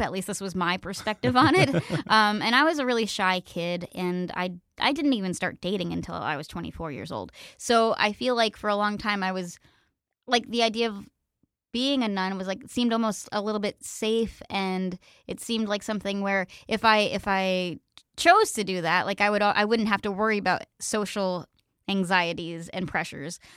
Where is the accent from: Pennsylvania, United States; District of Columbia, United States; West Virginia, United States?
Pennsylvania, United States; moved away; we had really good public schools where I grew up in Pennsylvania